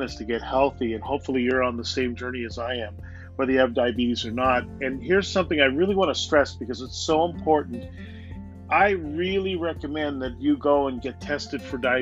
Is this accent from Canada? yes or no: yes; Canada; I'm from Canada